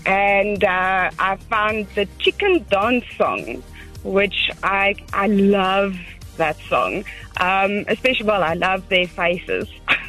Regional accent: Pretoria, Gauteng, South Africa; I'm from Waverley, Pretoria.

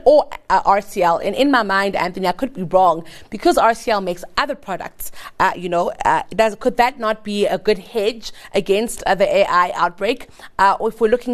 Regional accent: South Africa; as a South African.

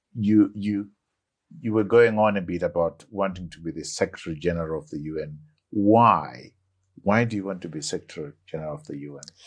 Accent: Bulawayo, Zimbabwe; I grew up in Magwegwe

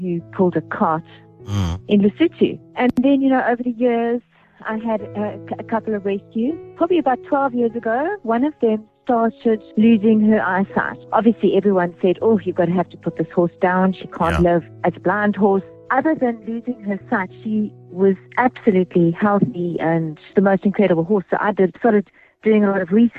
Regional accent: Free State, South Africa; moved away as an adult; now in Eastern Cape, South Africa; when I was a child growing up in the Free State where we were

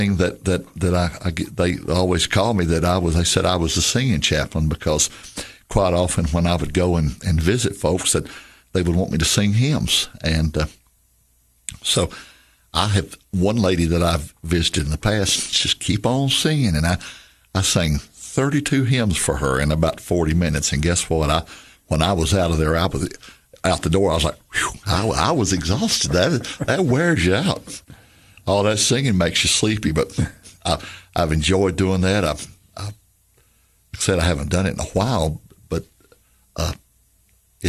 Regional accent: Celina, Tennessee, United States; my hometown of Celina

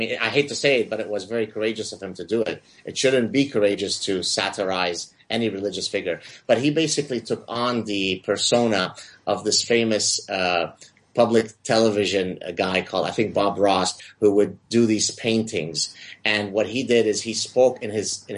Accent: Lebanon; moved away; it sort of reminds me of my hometown

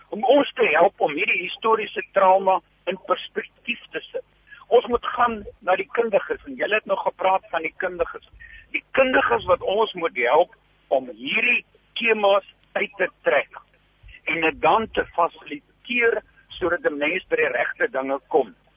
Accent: Namibia; now in South Africa; ek het in Namibië groot geword

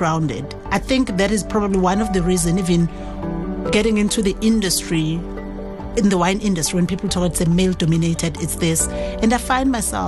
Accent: KwaZulu-Natal, South Africa; moved away; I'm from KwaZulu-Natal, from a rural village, grew up under my grandmother's guidance

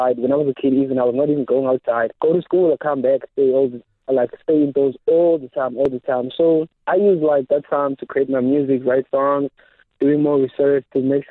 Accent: Gqeberha, Eastern Cape, South Africa; also born or lived in Zwide / Booysen Park; I'm from Motherwell. I also stay Zwide.

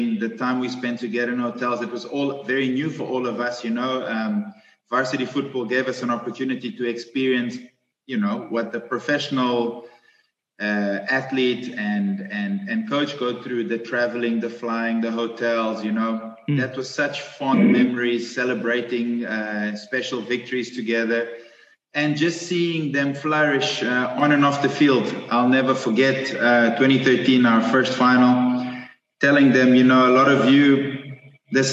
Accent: Mozambique; now in Stellenbosch, South Africa; I grew up in Mozambique with a Portuguese father, a Portuguese mother and a Greek father

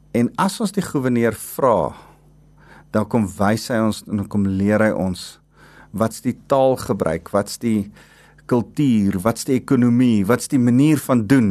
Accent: South Africa; ons agtergrond van waar ons as Afrikaners vandaan kom.

